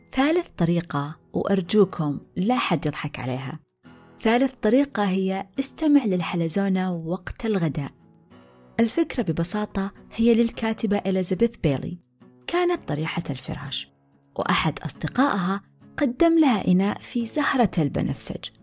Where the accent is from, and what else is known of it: Saudi Arabia